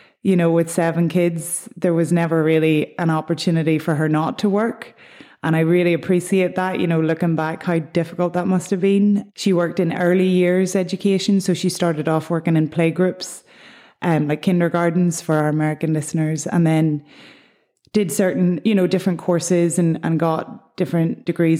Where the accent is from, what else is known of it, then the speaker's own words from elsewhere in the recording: Lisnacree, Northern Ireland, United Kingdom; moved away as an adult; also born or lived in Kent, England; now in New York, United States; I'm from a little townland called Lisnacree in the south of County Down. I was born in England, in Kent, actually.